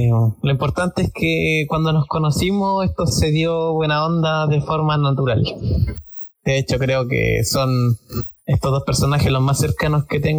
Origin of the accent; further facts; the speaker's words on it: Hualpén, Biobío, Chile; Soy igual penino Walpenino de Corazón, octava región, región del Biobío, grande Walpen, la más grande de Chile.